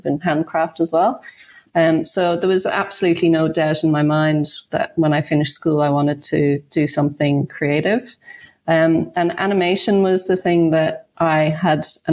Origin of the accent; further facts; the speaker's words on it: Ireland; now in Australia; I grew up in Ireland